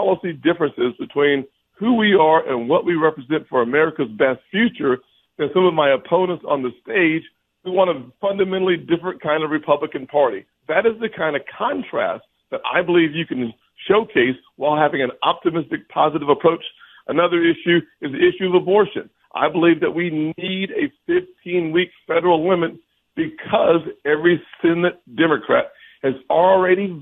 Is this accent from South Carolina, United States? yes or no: yes; South Carolina, United States; my home state of South Carolina